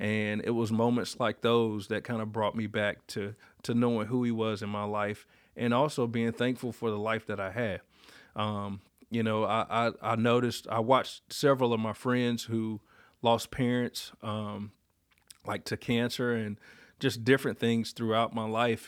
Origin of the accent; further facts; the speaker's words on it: Warsaw, North Carolina, United States; growing up in Duplin County